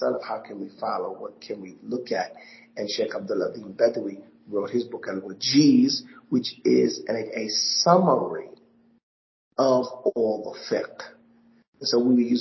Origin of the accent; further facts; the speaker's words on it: New York, United States; growing up in New York